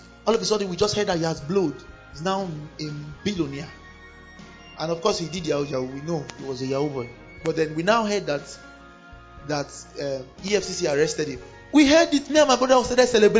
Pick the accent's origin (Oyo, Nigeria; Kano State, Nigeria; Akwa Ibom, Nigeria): Kano State, Nigeria; Kano; I grew up in Kano. I was born in Kano